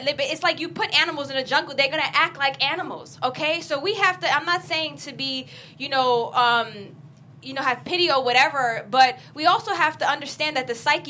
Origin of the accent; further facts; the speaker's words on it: New York, United States; moved away; When I was in New York, I was an aggressive person.